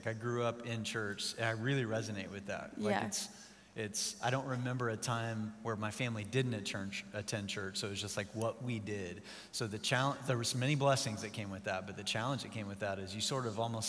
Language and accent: English; Joplin, Missouri, United States; So you moved to my hometown, actually.